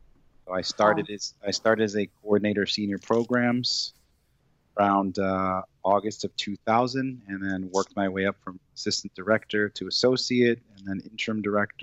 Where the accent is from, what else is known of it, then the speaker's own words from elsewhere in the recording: Holyoke, Massachusetts, United States; also born or lived in Puerto Rico / Westfield, Massachusetts; I was brought to Massachusetts from Puerto Rico as a young child. Mm-hmm. And we came to Western Massachusetts, to the city of Holyoke.